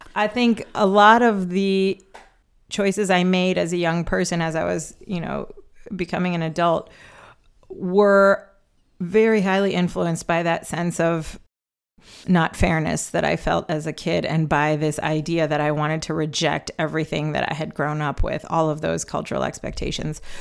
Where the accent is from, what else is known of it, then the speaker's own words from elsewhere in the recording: Chicago, Illinois, United States; moved away; born and raised in Chicago, although I don't live there anymore